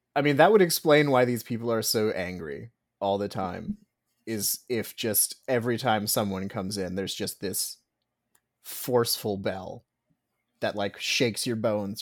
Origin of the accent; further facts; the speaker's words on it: United States; I'm American